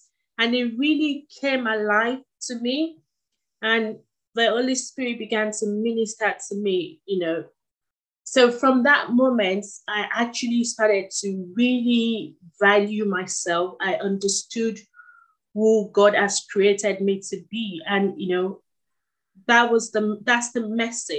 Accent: Nigeria; moved away; He sent me to some of the best schools in Nigeria

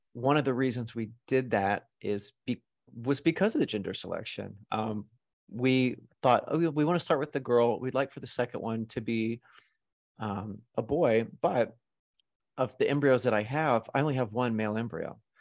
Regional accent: Arkansas, United States; also born or lived in New York / Los Angeles; now in Las Vegas, United States; I grew up in Arkansas

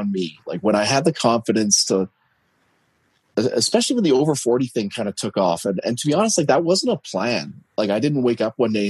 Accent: Canada; I'm Canadian

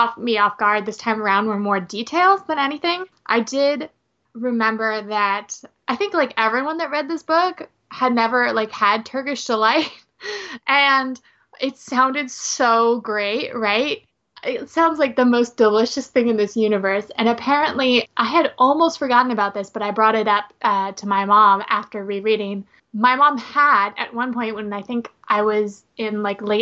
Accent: United States; we are both from the United States

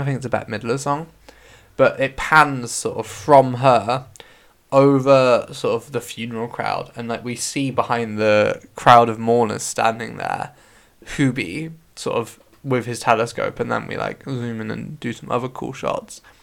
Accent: West Country, South West England, United Kingdom; accent: West Country; That was very West Country me

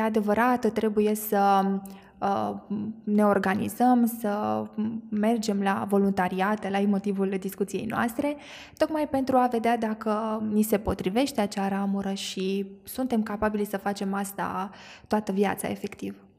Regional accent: Mehedinți County, Romania; sunt uh, născută și crescută în Mehedin

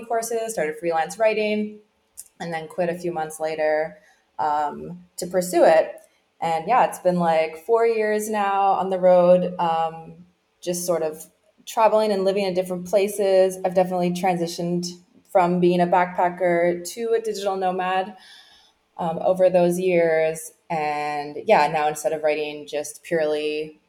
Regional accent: Newfoundland and Labrador, Canada; now in Puerto Vallarta, Mexico; I grew up in Newfoundland

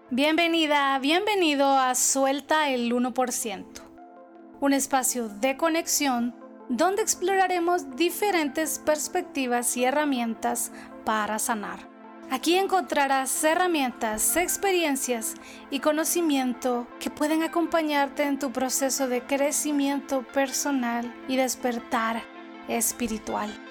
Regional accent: El Salvador; soy salvadoreña, de profesión soy chef, nutricionista y terapeuta holística

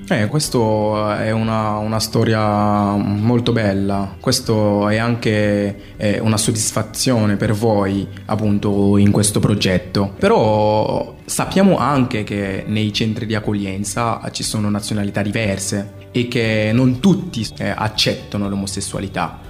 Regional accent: Cameroon; Italian is a second language; moved away as an adult; now in Italy

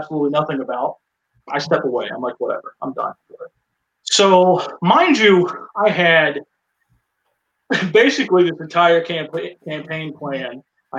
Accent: Winston-Salem, North Carolina, United States; I was living in my hometown in Winston-Salem, North Carolina

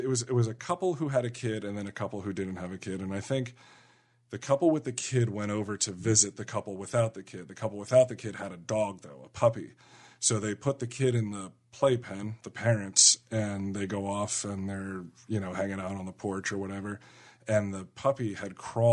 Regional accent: New York area, United States; we come from the New York area

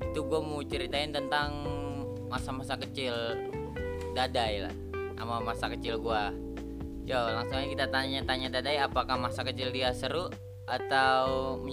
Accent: Bogor, West Java, Indonesia; jadi buat yang belum tahu ini dada ini kampungnya di kampung Cikuda Desa Bojong Nangka, Kecamatan Gunung Putri, Kabupaten Bogor.

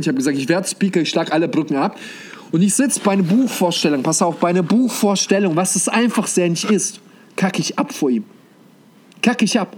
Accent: Germany; also born or lived in Kazakhstan; ich bin gebürtig sogar aus Kasachstan. Und äh, wie wir damals gelebt haben, also bis zum sechsten Lebensjahr waren wir dort, dann sind wir nach Deutschland äh, umgezogen.

